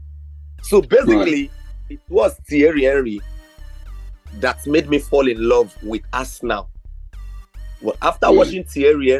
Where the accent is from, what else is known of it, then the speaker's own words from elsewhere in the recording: Nigeria; as a Nigerian